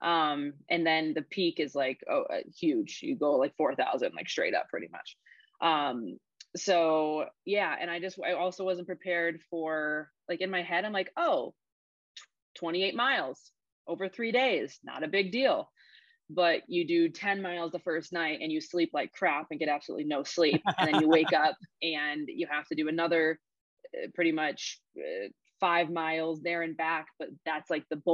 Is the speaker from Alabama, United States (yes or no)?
no; Illinois, United States; we came from Illinois.